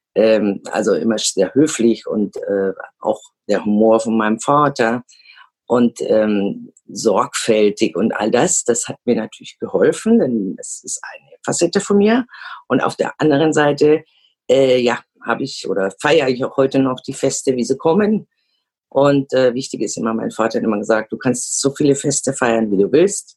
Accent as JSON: {"language": "German", "country": "Germany", "tie": "born or raised there", "moved": "as an adult", "lives_now": "Zaragoza, Spain", "said": "ich auch in zwei Kulturen aufgewachsen bin, keinen Problem damit, aus Deutschland wegzugehen"}